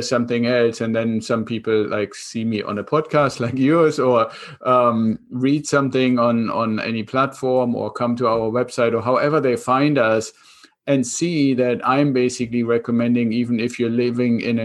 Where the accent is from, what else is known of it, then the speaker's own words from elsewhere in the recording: Germany; accent: German; English is a second language; moved away as an adult; now in United States; I'm originally from Germany, kept some of the accent still. I came over to the United States 26 years ago with the Air Force